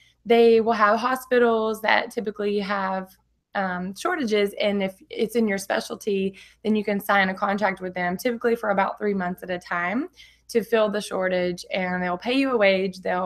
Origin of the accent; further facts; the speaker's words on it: Orange, Texas, United States; moved away as an adult; now in San Diego, United States; I am originally from Texas, a little small town in Orange, Texas. Never really traveled and anything, grew up really simply